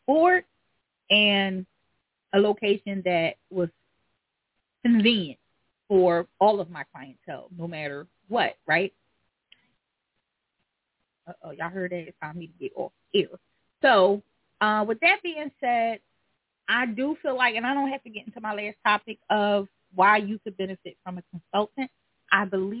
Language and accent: English; Philadelphia, Pennsylvania, United States; I'm from the hood. I'm from North Philly.